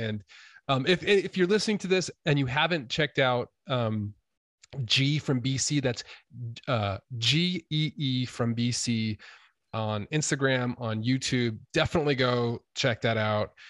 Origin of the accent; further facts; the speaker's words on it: Idaho, United States; I am from Idaho